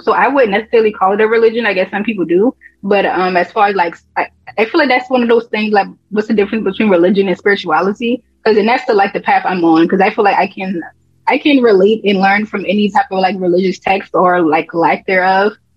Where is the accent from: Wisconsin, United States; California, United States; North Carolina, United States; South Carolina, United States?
South Carolina, United States; North Charleston; I'm from North Charleston, but Charleston they got different pockets of areas